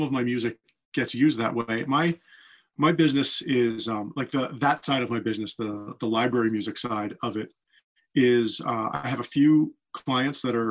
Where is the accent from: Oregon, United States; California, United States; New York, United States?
New York, United States; also born or lived in Boston; now in Los Angeles, United States; I was born in Boston and I moved to New York when I was 9 and I grew up in New York